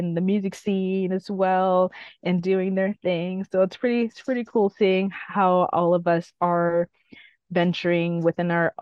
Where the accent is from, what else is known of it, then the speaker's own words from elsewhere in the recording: Guelph, Ontario, Canada; also born or lived in Huntsville, Ontario; the next town that I ended up growing up in, which is Guelph. So I was born in Huntsville and then moved to Guelph when I was like around close to 5, 6